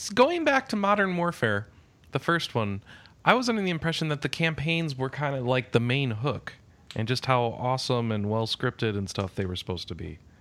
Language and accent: English; United States; I'm from America